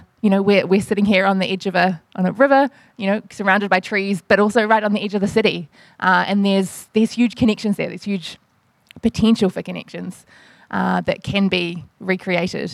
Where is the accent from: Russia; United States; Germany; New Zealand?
New Zealand; accent: New Zealand; moved away as an adult; now in Melbourne, Australia; I'm a New Zealander, you can probably tell from my accent, recently translated to Melbourne